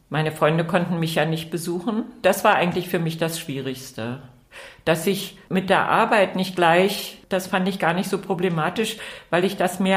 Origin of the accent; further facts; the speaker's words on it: East Germany, Germany; moved away; Ja, genau. Also es wäre mir damals schwer vorstellbar gewesen, dass mein Mann in die DDR rüberkommt.